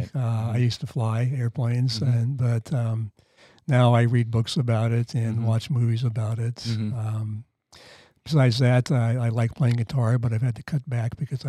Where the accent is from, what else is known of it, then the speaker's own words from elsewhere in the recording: Iowa, United States; also born or lived in Baltimore, Maryland; but my parents moved out to Iowa when I was 3, and they brought me along.